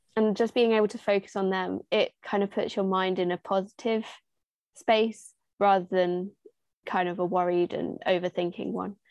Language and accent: English; Little Wymondley, East of England, United Kingdom; I come from Little Wymondley, which is a village